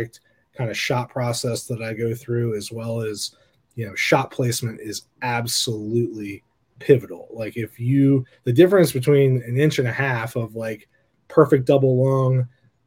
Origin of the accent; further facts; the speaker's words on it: Virginia, United States; I'm born and raised in Virginia